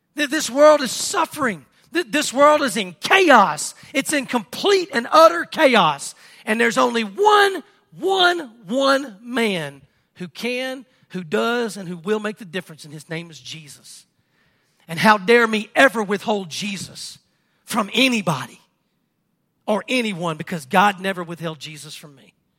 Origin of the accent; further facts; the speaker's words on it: Mangham, Louisiana, United States; I'm from Stark